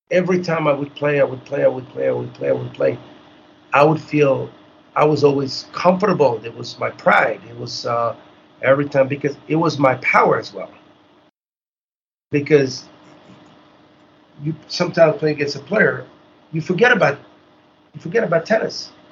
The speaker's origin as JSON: {"language": "English", "country": "Haiti", "said": "so when every time I would say I'm from Haiti, it was a, like a surprise."}